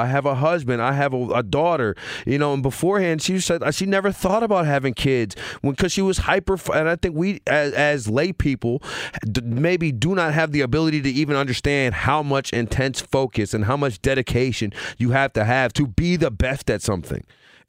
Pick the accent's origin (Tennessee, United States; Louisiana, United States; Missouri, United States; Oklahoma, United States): Louisiana, United States; I just didn't grow up. I grew up in Louisiana. All we watched was football.